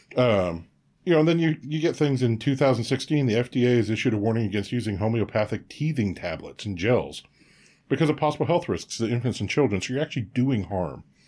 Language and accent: English; Quebec, Canada; I was born in Quebec